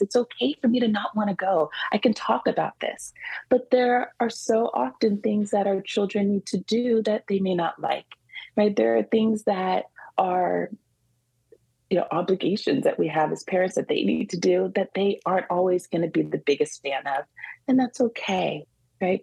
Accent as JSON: {"language": "English", "region": "California", "country": "United States", "tie": "born or raised there", "also_born_or_lived": "Washington, D.C.", "moved": "yes", "lives_now": "New York, United States", "said": "I grew up in California, so you know, I'm a little of a California girl mm. at heart, but but definitely a New Yorker. I've been here for over 20 years."}